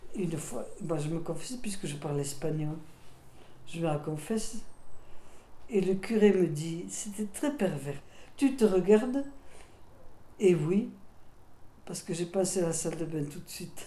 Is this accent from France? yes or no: yes; Alsace, Grand Est, France; first language Alsatian; French is a second language; moved away; also born or lived in Melun / Burgos, Spain / Basque Country; j'ai été éduquée en Alsace. J'ai parlé de ma première langue, l'alsacien